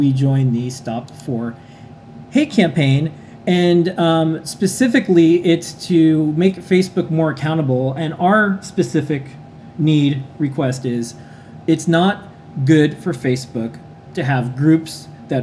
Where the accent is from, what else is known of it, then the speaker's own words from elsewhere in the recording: United States; I'm American. Yeah. We're proud to be Americans